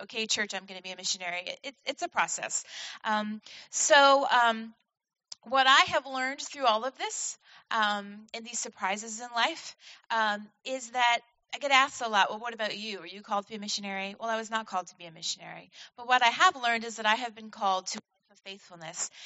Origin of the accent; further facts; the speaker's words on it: Vermont, United States; moved away as an adult; now in Washington, United States; I was born and raised in Vermont to um, a family of dairy farmers.